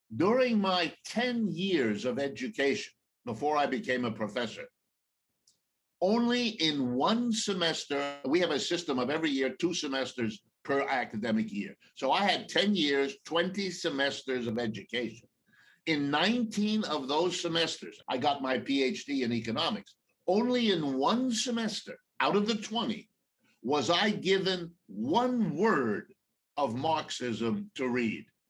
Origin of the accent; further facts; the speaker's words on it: Ohio, United States; I was born in Ohio, right in the middle of the United States. I've lived my entire life here